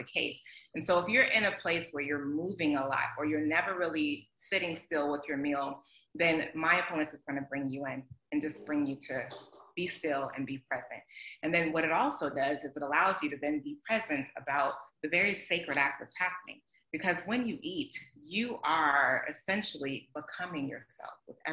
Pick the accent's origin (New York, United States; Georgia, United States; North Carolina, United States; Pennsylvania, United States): Georgia, United States; Atlanta; I grew up in Atlanta